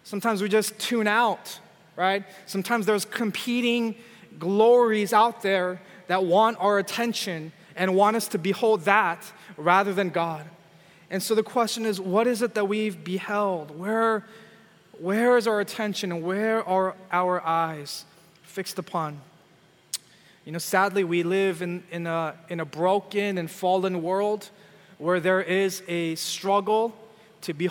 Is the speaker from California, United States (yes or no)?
yes; California, United States; I'm from California